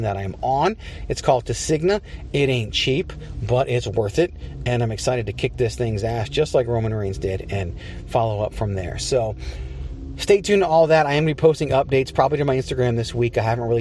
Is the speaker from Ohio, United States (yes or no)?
no; Richmond, Virginia, United States; now in Phoenix, United States; I'm from Richmond, Virginia.